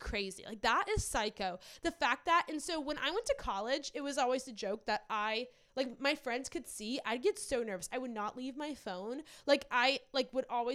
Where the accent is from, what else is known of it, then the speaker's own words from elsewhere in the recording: near New Orleans, Louisiana, United States; moved away; I grew up near New Orleans.